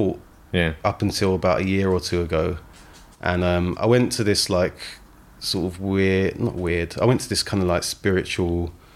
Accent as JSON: {"language": "English", "region": "London", "country": "United Kingdom", "tie": "born or raised there", "also_born_or_lived": "Croydon", "said": "I grew up in Broccoli"}